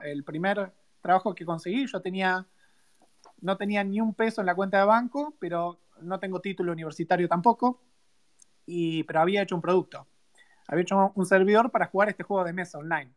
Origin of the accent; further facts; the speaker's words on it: Buenos Aires, Argentina; also born or lived in Río Cuarto; soy de Río Cuarto, ¿no? Pero viví toda mi vida en Capital